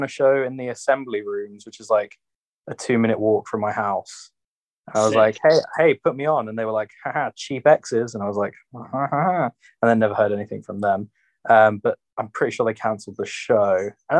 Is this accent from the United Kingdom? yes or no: yes; London, United Kingdom; moved away as an adult; now in Tamworth, United Kingdom; There's one that lists me as Plumstead, Kent, and Plumstead's not in Kent. And there's one that lists me Plumstead, Essex, and it's definitely not in Essex.